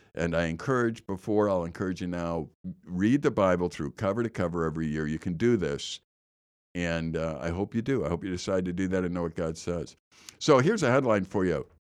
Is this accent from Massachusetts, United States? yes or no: no; Chicago, Illinois, United States; I know where the Kennedy and Eisenhower is because I grew up there and I lived right off the Kennedy